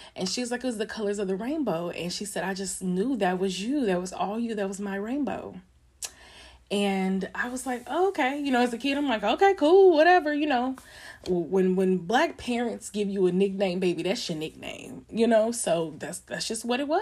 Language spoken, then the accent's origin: English; Longview, Texas, United States; I grew up in Longview